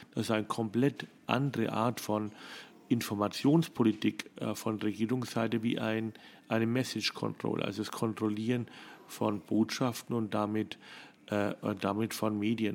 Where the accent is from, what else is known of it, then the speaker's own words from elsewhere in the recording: Germany; moved away as an adult; now in Vienna, Austria; als Deutscher